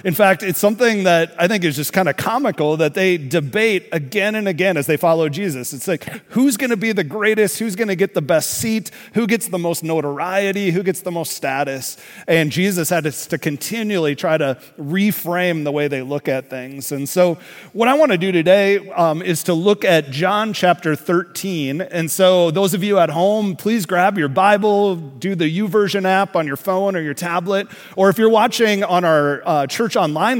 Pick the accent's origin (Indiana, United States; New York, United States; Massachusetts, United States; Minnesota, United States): Minnesota, United States; growing up in Minnesota